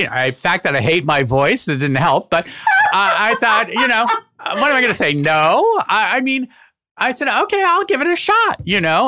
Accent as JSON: {"language": "English", "town": "Boston", "region": "Massachusetts", "country": "United States", "moved": "yes", "lives_now": "New York, United States", "said": "move home to Boston"}